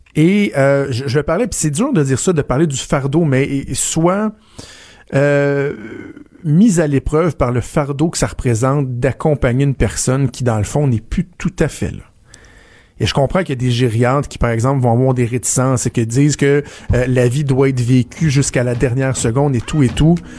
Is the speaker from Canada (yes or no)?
yes; Ville-la-Salle, Quebec, Canada; moved away; à l'hôpital, à Ville-la-Salle, dans ma, dans ma région natale, dans ma ville natale